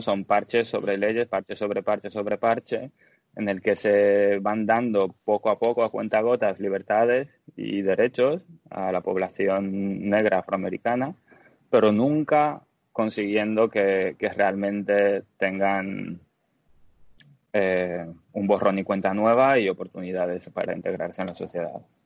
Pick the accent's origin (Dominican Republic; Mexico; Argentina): Dominican Republic; moved away as an adult; also born or lived in Bulgaria / Bilbao, Spain / Netherlands / Germany; now in Los Angeles, United States; Nací en Bulgaria, y cuando tenía cinco años mis padres se mudaron a la República Dominicana. Así que crecí en la República Dominicana hasta los 18